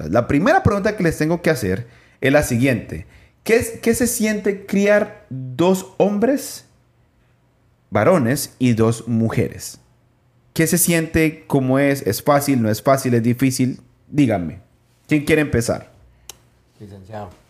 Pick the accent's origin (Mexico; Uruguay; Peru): Peru; Yo soy de Perú.